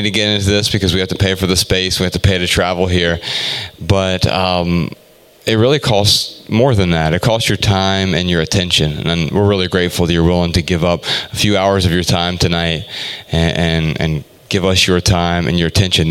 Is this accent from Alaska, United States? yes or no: no; Dayton, Ohio, United States; moved away; we grew up in Dayton, Ohio